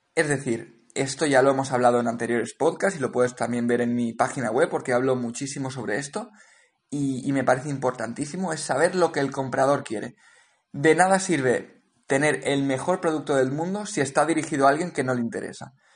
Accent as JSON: {"language": "Spanish", "town": "Valencia", "region": "Valencian Community", "country": "Spain", "also_born_or_lived": "Cape Town", "moved": "as an adult", "said": "yo soy de Valencia originalmente, he vivido en Valencia durante muchos años"}